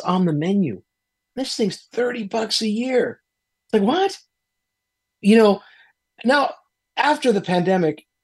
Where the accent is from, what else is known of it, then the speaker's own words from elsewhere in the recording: Miami, Florida, United States; I grew up in Miami. I don't sound Latino, but I am